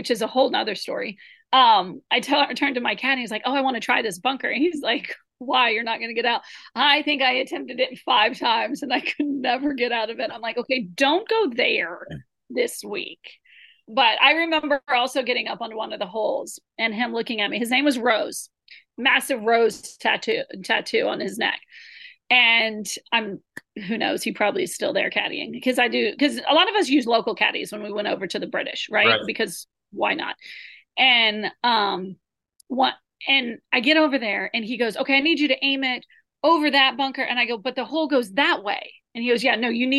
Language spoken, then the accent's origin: English; United States; we're from the United States